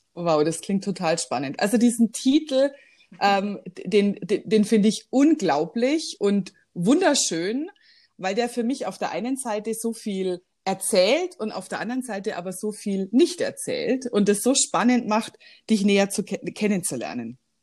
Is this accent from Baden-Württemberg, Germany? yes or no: no; Weilheim-Schongau district, Bavaria, Germany; moved away as an adult; also born or lived in Shanghai; ich komme ja ursprünglich aus dem Landkreis Weilheim-Schongau